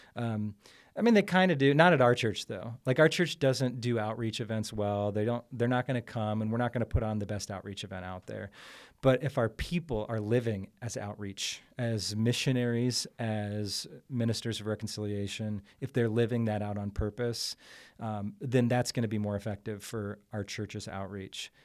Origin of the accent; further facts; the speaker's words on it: Columbus, Ohio, United States; I'm from Columbus, Ohio